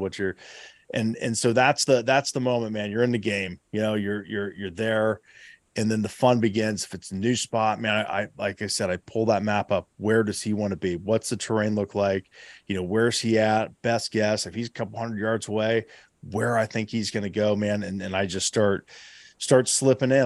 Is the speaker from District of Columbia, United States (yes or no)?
no; Southeast Ohio, United States; my home state, uh, you know, here, here in Southeast Ohio.